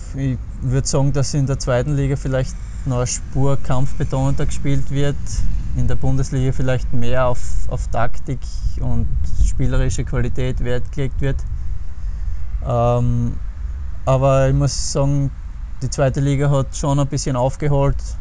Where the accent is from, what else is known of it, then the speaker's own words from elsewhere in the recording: Pöls, Styria, Austria; in meinem Heimatort in Böls beim FSC